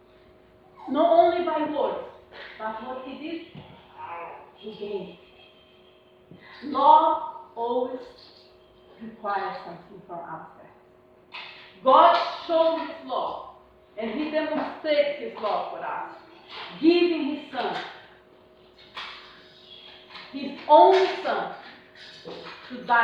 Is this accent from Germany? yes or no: no; Brazil; English is a second language; now in United Kingdom; I'm Brazilian